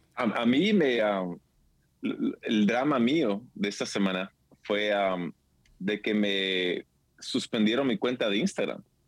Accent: San Diego, California, United States; nos juntamos toda la familia en San Diego, de donde soy

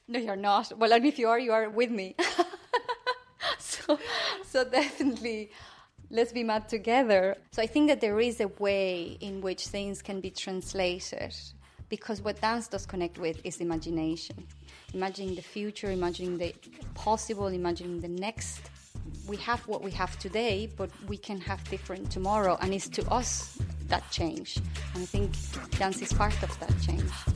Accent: Buenos Aires, Argentina; moved away as an adult; now in Ireland; growing up in Buenos Aires after dictatorship

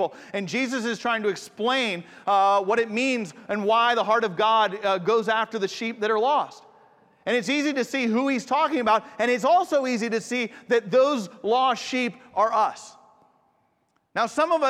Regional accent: Atlanta, Georgia, United States; I grew up in Atlanta, so the Appalachian Mountains are just like an hour north

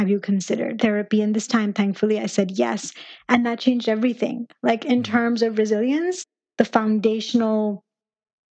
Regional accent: Pakistan; moved away as an adult; now in United States; my journey, I mean, began in Pakistan. That's where I was raised. And I came over to the U.S. when I turned 18

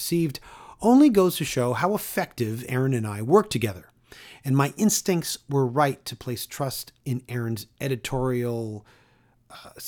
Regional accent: Toronto, Ontario, Canada; my hometown of Toronto

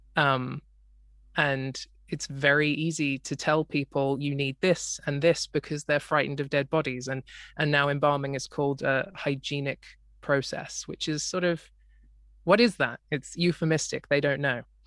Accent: Australia; I grew up in Australia, uh, which in in a part of Australia which is currently flooded

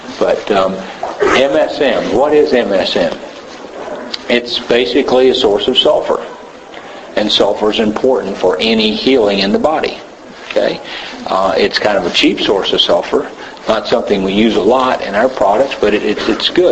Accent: Tennessee, United States; I'm from Tennessee, long way from here

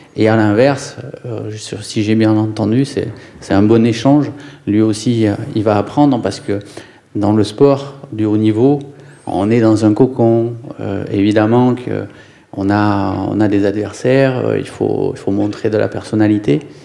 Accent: Ariège, Occitania, France; moved away; also born or lived in Lyon / Nantes / Bordeaux; je viens de la campagne, je viens de l'Ariège, mes grands-parents étaient paysans

